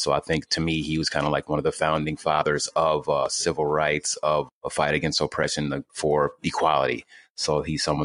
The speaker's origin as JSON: {"language": "English", "town": "Louisville", "region": "Kentucky", "country": "United States", "said": "I'm from Louisville, Kentucky"}